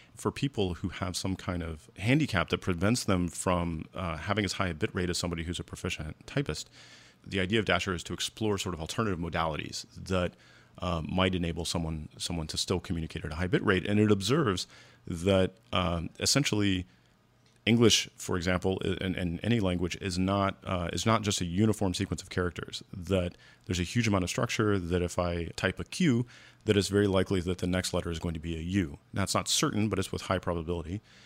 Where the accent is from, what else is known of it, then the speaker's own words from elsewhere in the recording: United States; as an American